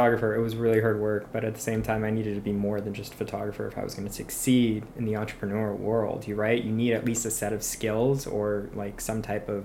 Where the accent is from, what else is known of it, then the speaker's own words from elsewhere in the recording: Florida, United States; moved away; I grew up in Florida